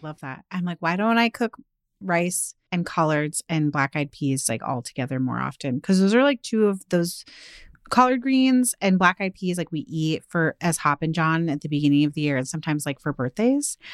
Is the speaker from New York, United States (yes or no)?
no; outside of Seattle, Washington, United States; growing up outside of Seattle